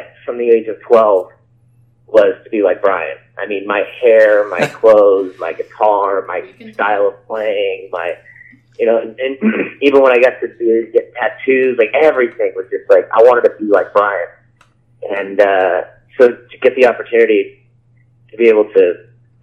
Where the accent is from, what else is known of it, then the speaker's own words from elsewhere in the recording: Orange County, California, United States; growing up in Orange County, California, in the early 90s